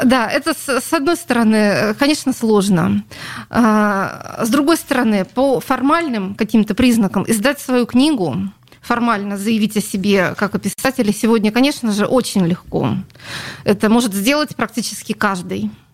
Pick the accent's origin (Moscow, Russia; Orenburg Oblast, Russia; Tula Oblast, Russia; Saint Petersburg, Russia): Saint Petersburg, Russia; Это моя родина, я родилась на Литейном